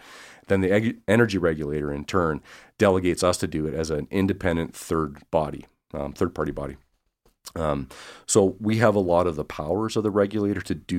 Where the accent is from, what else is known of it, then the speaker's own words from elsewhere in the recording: Swift Current, Saskatchewan, Canada; So I'm originally from Swift Current, Saskatchewan.